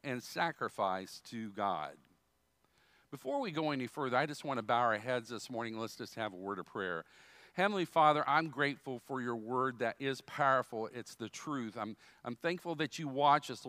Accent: Dayton, Ohio, United States; I was born in Dayton, Ohio.

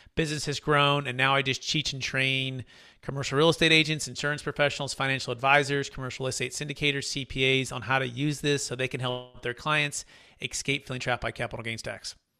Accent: California, United States; I'm a native from California

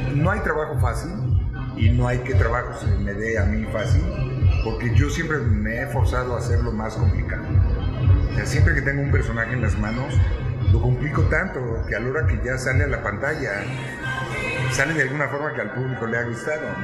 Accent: Mexico; moved away; el mejor escritor que tenemos en México

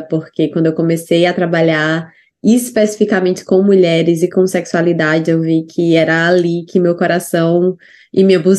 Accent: Ceará, Brazil; moved away as an adult; also born or lived in Natal / São Paulo; now in New Zealand

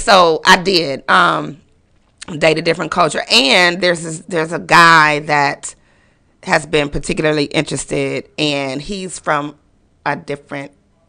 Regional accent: Milwaukee, Wisconsin, United States; now in Texas, United States; I'm from Milwaukee, Wisconsin.

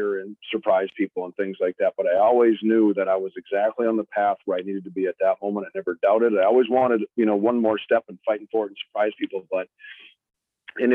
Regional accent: Fargo, North Dakota, United States; Fargo, my hometown

